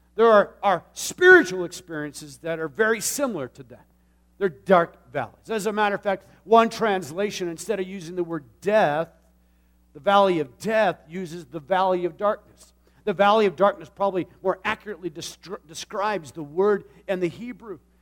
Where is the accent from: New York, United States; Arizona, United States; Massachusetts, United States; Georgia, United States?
Arizona, United States; Tucson; moved away; I grew up in a city. I, I know the valley and I know the desert. As a matter of fact, Tucson is surrounded by mountains